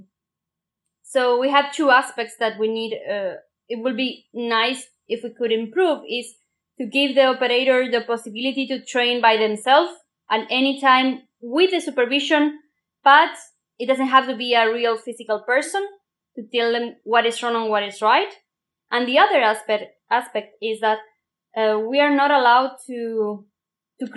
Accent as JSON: {"language": "English", "country": "Argentina", "moved": "yes", "lives_now": "Germany", "said": "I come from Argentina"}